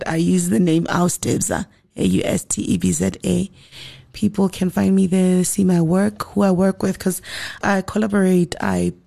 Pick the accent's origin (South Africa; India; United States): South Africa; we went into studio as South African musicians